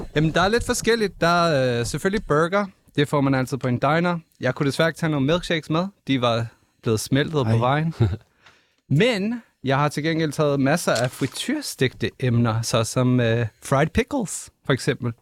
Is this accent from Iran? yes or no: no; Chicago, Illinois, United States; now in Denmark; Vi kommer fra USA fra Chicago i USA, og vi er vokset op i vores forældres diner